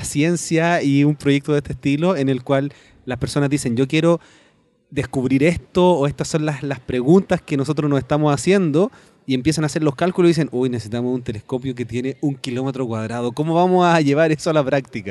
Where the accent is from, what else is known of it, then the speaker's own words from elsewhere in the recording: Chile; yo soy de Chile